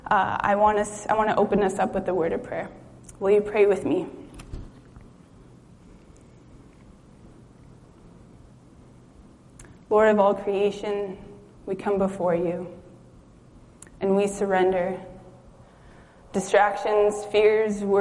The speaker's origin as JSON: {"language": "English", "town": "Juneau", "region": "Alaska", "country": "United States", "tie": "born or raised there", "also_born_or_lived": "Kenai, Alaska / Anchorage, Alaska", "said": "I had grown up in the city, grown up in Juneau, lived in Kenai, graduated high school in Anchorage"}